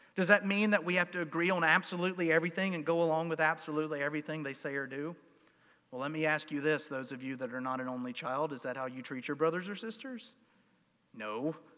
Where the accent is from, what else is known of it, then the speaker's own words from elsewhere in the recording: United States; I'm an American.